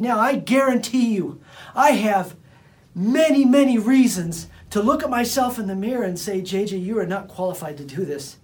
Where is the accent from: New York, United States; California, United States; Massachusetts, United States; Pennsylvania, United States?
California, United States; Bakersfield; I come from Bakersfield, California, and the people that knew me from back in the days, they knew me as just some punk kid from Bakersfield, California